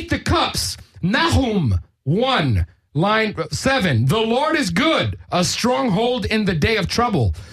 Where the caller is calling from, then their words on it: Los Angeles, California, United States; I'm calling from Eagle